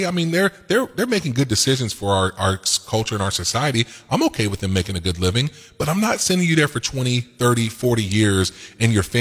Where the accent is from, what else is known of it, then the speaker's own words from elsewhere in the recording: United States; I am an American